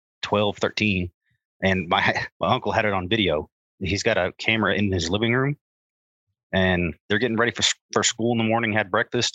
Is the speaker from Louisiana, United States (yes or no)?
no; Hereford, Texas, United States; I'm from Hereford